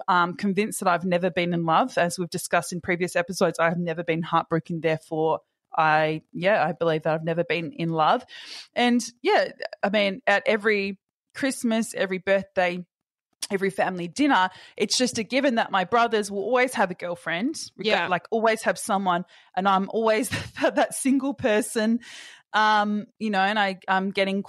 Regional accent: Perth, Western Australia, Australia; moved away as an adult; now in Sydney, Australia; being back in Perth, and I've always felt this way ever since I've moved to Sydney, of coming back, I feel those societal pressures on me tenfold when I come back to my hometown

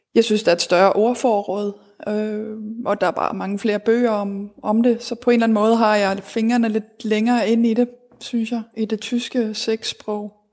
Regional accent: Denmark; moved away; also born or lived in Berlin, Germany; derhjemme i Danmark

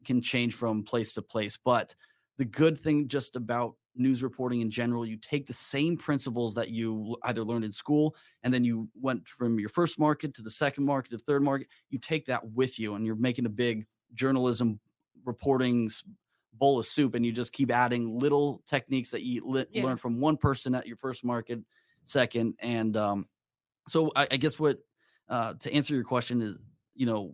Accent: California, United States; moved away as an adult; also born or lived in New York / Idaho / Tulsa, Oklahoma; I'm from California, and went to school in New York

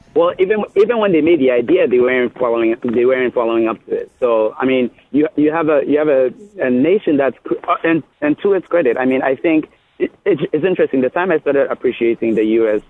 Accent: Ghana; now in United States; when I was growing up in Ghana

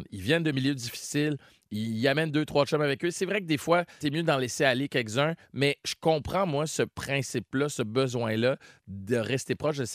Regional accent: Chicoutimi, Quebec, Canada; je viens de Chicoutimi, justement. Je suis tellement loin d'être né dans le ghetto.

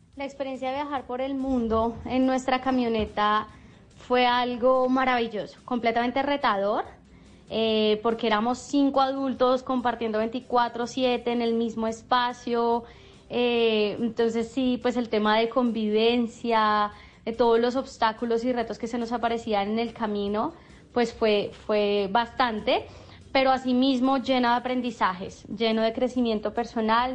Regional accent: Colombia; nosotros como emprendedores colombianos

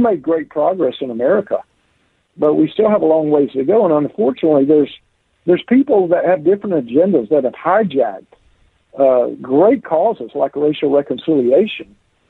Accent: Deep South, United States; I was raised in the Deep South.

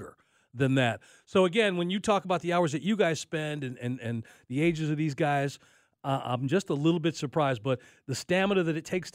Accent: Chicago, Illinois, United States; I'm from Chicago

